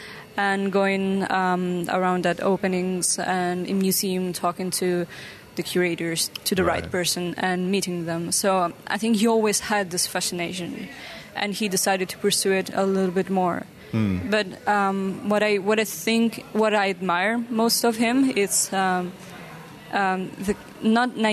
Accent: Italy; moved away as an adult; now in Rotterdam, Netherlands; I'm actually originally from Italy.

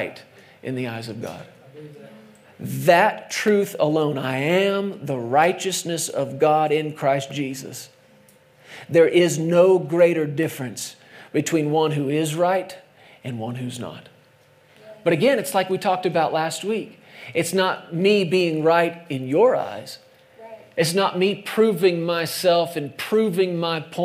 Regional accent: United States

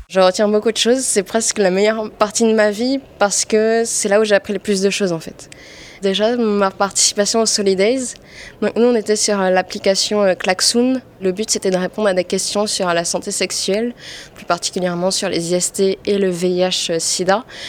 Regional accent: French Polynesia; moved away as an adult; now in Paris, France; je viens de Polynésie et je suis rentrée en France au mois d'août pour continuer mes études

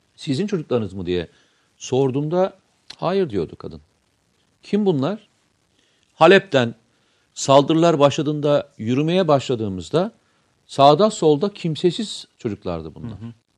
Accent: Samsun, Turkey; Ben Samsunluyum.

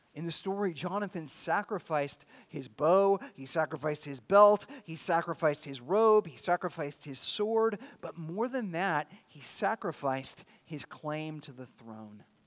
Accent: California, United States; also born or lived in Chattanooga, Tennessee; now in Pensacola, United States; I grew up in California

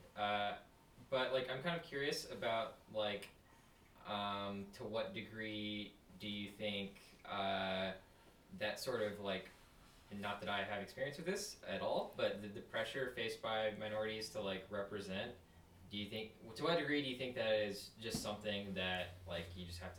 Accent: Starkville, Mississippi, United States; moved away; I'm also from Mississippi

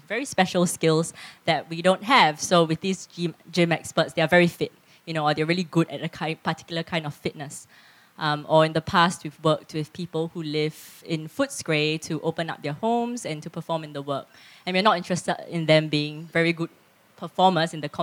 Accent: Singapore; moved away as an adult; now in Geelong, Australia; I grew up in Singapore and I've lived in Geelong for 8 years

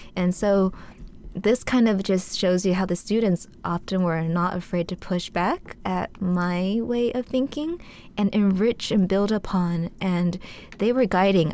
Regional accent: United States; growing up in the States

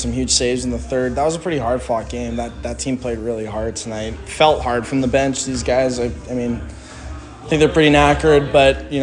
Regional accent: Canada; I'm a Canadian guy

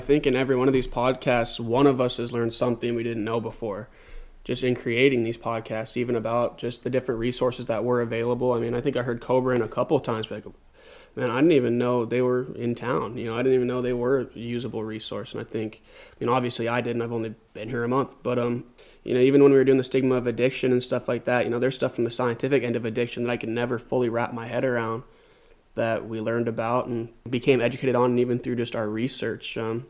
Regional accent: Billings, Montana, United States; moved away as an adult; now in Kenai, United States; Well, I am as well from Billings, Montana. I have actually just moved up here about a month ago

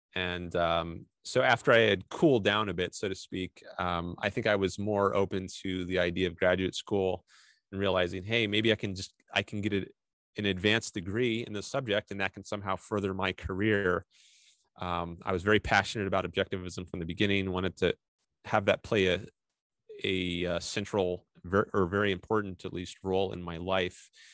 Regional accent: Fairfax County, Northern Virginia, United States; moved away as an adult; now in Southern California, United States; I was from Northern Virginia, pretty close to Washington D.C. So I could drive to Washington D.C. in like 20 minutes from where I grew up. So I was in Fairfax County

